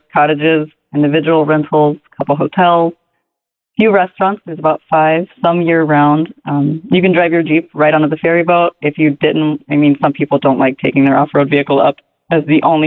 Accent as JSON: {"language": "English", "region": "South Carolina", "country": "United States", "tie": "born or raised there", "moved": "as an adult", "said": "I grew up in the South Carolina climate"}